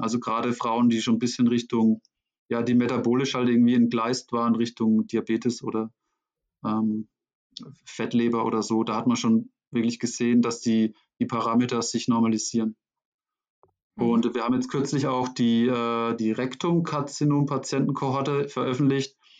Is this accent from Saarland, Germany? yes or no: no; Schweinfurt, Bavaria, Germany; wurde eine Stelle frei in meiner Heimatstadt Schweinfurt.